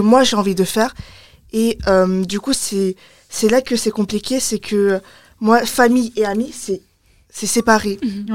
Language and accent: French; France; comme j'ai grandi en France, j'ai les mentalités de, de, de française